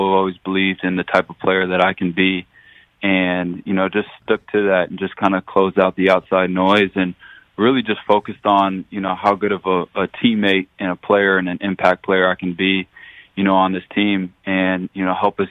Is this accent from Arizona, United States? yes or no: yes; Arizona, United States; moved away as an adult; now in Jacksonville, United States; bringing me to Arizona, got to play for my hometown team